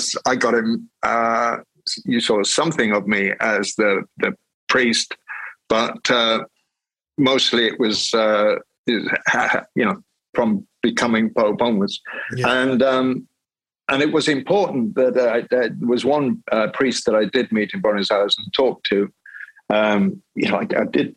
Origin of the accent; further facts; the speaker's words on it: Wales, United Kingdom; I grew up in the Presbyterian church in Wales